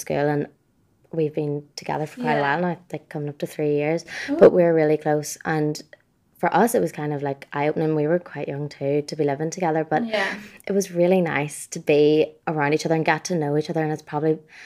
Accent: Dungannon, Northern Ireland, United Kingdom; moved away as an adult; now in Belfast, United Kingdom; I'm from Dungannon, so I kind of knew everyone around there

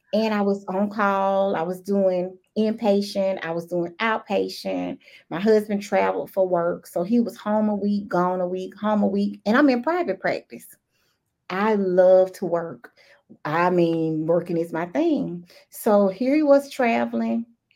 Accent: the South, United States; accent: Southern; super Southern.

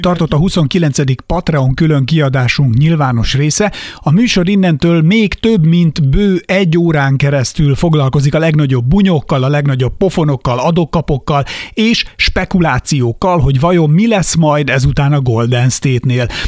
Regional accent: Hungary; én faluról jövök

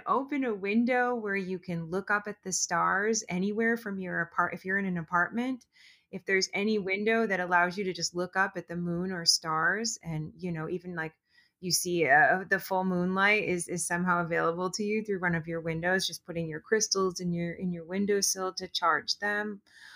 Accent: East Coast, United States; also born or lived in Los Angeles; now in Southern California, United States; I'm from the East Coast. I moved out to LA and now the pandemic starts and I'm in this random mountain town in Southern California.

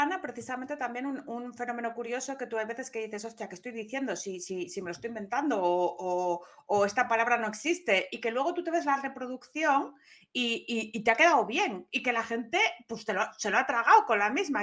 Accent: Gijón, Asturias, Spain; se enteró todo mi pueblo. Bueno, no era, eh, Gijón no es un pueblo

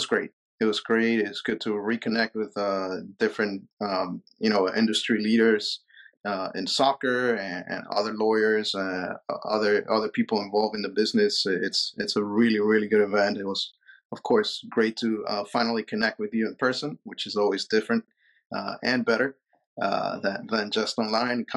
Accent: Peru; moved away; I was born and raised in Peru

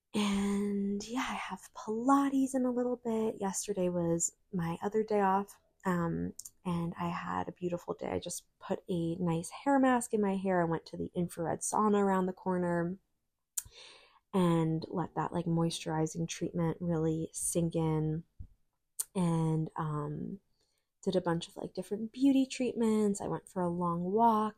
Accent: New York, United States; moved away; growing up in New York

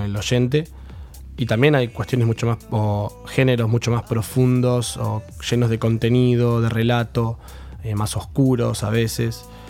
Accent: Mar del Plata, Buenos Aires Province, Argentina; moved away as an adult; now in La Plata, Argentina; soy de Mar del Plata. llegué a la ciudad en el 2012

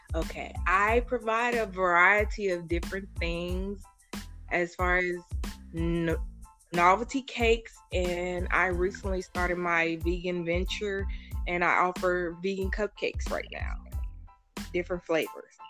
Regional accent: Indianapolis, Indiana, United States; I grew up on the east side of Indianapolis my whole life

